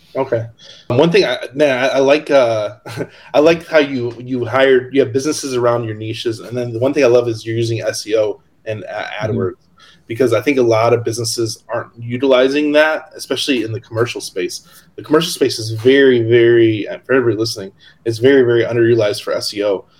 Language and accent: English; Hammond, Indiana, United States; moved away; also born or lived in Locust Grove, Georgia; I actually grew up in Hammond, which is by Chicago, and Indiana